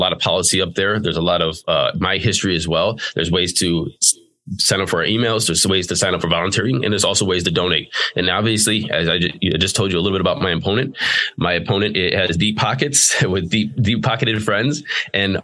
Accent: Cleveland, Ohio, United States; also born or lived in Bedford, Ohio / Chardon, Ohio / Solon, Ohio / Twinsburg, Ohio; now in Bay Village, United States; I grew up in Slavic Village. I lived in a place called Bedford. I lived in Chardon and Solon and Twinsburg and Streetsboro. I'm currently in Bay Village

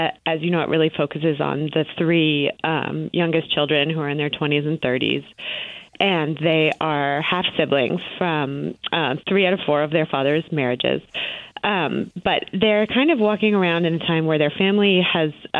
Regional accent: Boston, Massachusetts, United States; I grew up in the Boston area

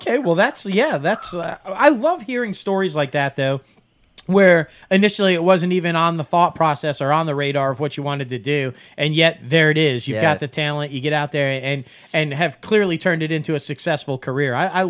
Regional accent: Syracuse, New York, United States; also born or lived in Lafayette, Louisiana / Baton Rouge, Louisiana; now in Louisiana, United States; I'm from Syracuse, New York

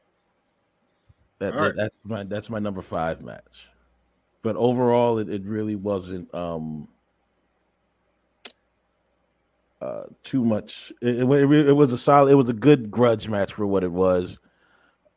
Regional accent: Philadelphia, Pennsylvania, United States; my hometown in Philly

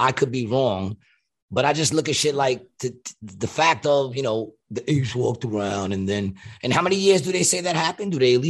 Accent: New York, United States; I grew up in New York

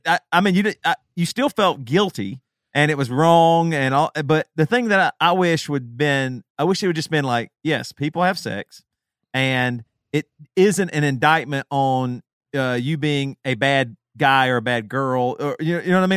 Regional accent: the South, United States; us three specifically growing up in the South

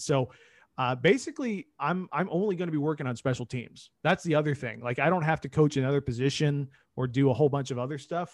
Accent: Indianapolis, Indiana, United States; I grew up in Indy, obviously, during the Peyton Manning, uh, era here.

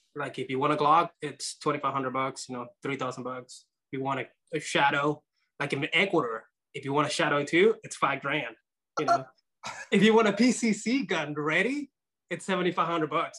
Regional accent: Nicaragua; now in United States; I was born in Nicaragua

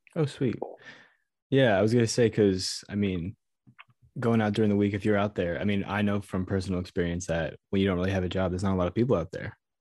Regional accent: United States; I'm from America

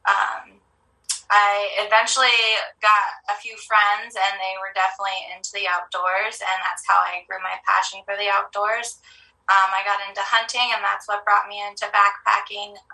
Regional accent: Montana, United States; also born or lived in California; moved to Montana when I was about 10. I moved from California. I absolutely disliked living in Montana when I first moved here. Um, I was a city girl.

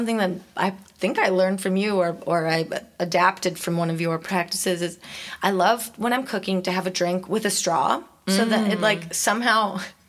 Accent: Chicago, Illinois, United States; when I grew up in Chicago where it's very cold

